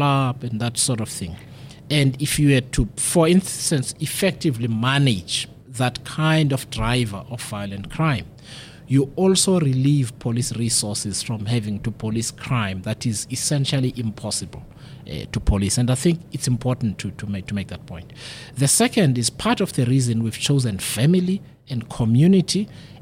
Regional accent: Mthatha, Eastern Cape, South Africa; I come from Mthatha

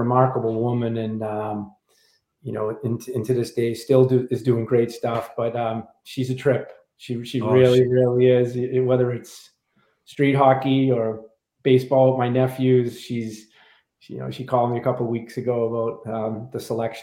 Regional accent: Boston, Massachusetts, United States; moved away as an adult; now in South Carolina, United States; growing up in Dorchester, you were challenged

